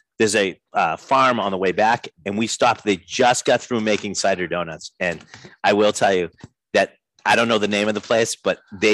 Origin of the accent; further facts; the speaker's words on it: New England, United States; growing up in New England